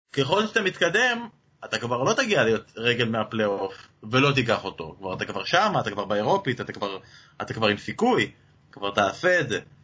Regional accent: Israel

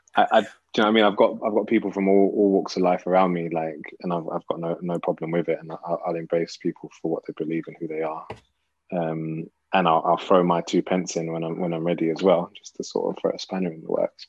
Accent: London, United Kingdom; growing up in North London now, so I moved I moved to North when I was quite quite young, probably eight or nine

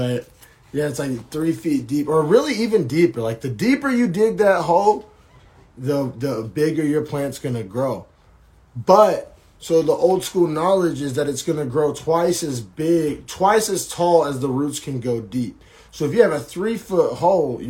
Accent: Oklahoma, United States; growing up in Oklahoma and starting out my smoking in Oklahoma

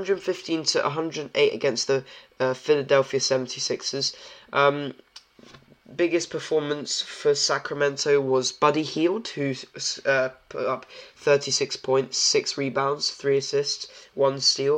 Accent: Poland; I'm from Poland

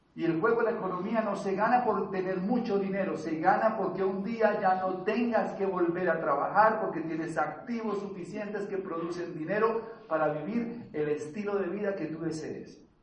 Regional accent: Bogotá, Colombia; Yo vengo de una familia de clase media bogotana. Yo nací acá

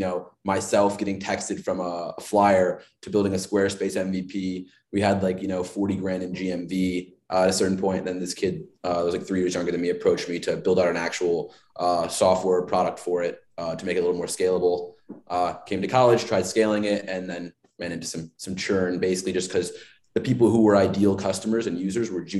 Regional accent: Chicago, Illinois, United States; I'm from Chicago

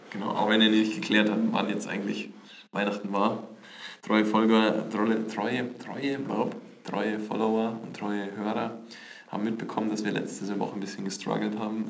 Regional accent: Bavaria, Germany; accent: Bavarian; mit mir so einen bayerischen Einschlag

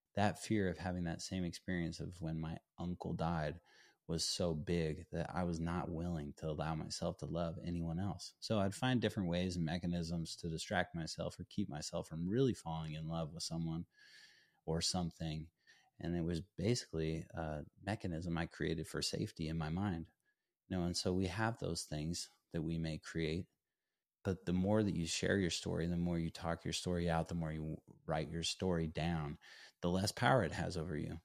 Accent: Durango, Colorado, United States; ultimately ended up playing for my hometown school, Fort Lewis College

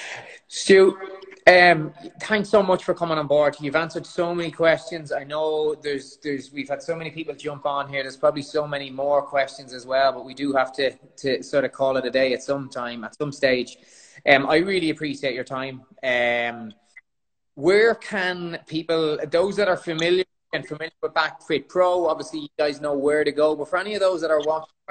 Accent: Ireland; accent: Irish (compared to Conor McGregor)

